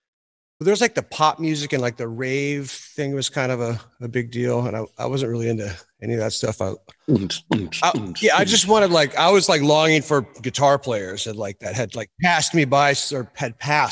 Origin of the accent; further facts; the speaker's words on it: Cameron Park, California, United States; I'm from Cameron Park, which is a town outside of Placerville, which I think you guys know.